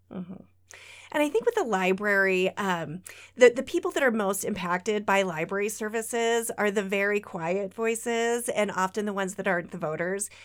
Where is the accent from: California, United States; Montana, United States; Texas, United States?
Montana, United States; Lewistown; now in Great Falls, United States; I grew up in Lewistown, a couple hours away, but, um, we moved back to Great Falls in two thousand and seven